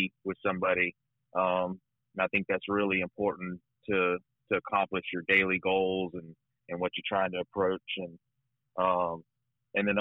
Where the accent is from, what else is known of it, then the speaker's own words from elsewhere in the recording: Arcadia, Florida, United States; now in Sarasota, United States; I'm originally from Arcadia, Florida